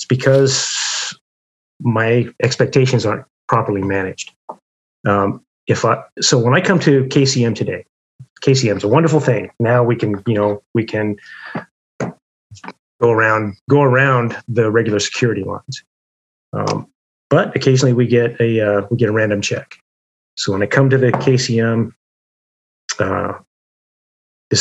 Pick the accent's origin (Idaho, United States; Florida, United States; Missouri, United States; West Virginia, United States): Idaho, United States; moved away; also born or lived in Atlanta; I grew up in Idaho, and I was working on a wheat farm.